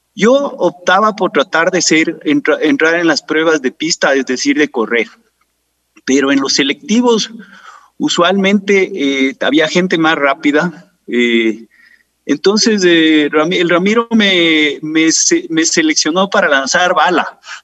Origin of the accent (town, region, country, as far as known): Quito, Pichincha, Ecuador; born or raised there